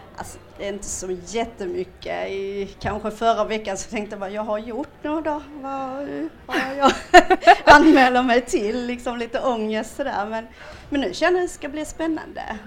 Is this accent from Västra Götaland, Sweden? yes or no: no; Kristianstad, Skåne, Sweden; Jag kommer från Skåne